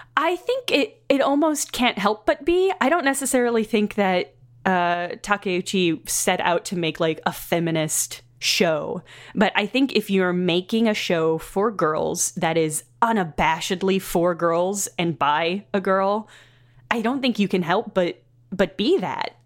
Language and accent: English; Southern Illinois, United States; Southern Illinois, which is the, the Midwest of the United States